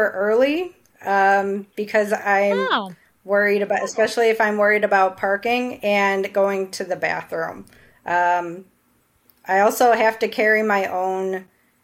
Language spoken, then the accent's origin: English; about an hour outside of Chicago, Illinois, United States; I'm from about an hour outside of Chicago. I've lived around this area my whole life.